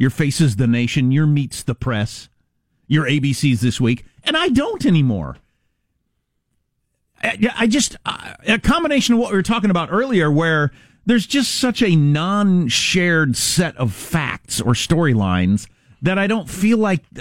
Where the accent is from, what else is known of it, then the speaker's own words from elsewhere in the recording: Midwest, United States; I grew up in the Midwest